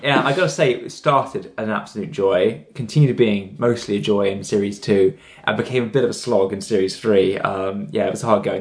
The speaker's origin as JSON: {"language": "English", "town": "Bournemouth", "region": "South West England", "country": "United Kingdom", "moved": "yes", "said": "we're all from Bournemouth"}